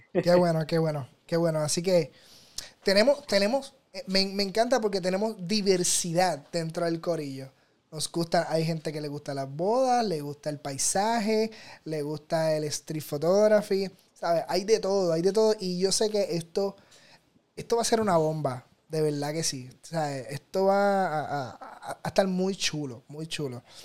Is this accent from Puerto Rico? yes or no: yes; Puerto Rico; como decimos los puertorriqueños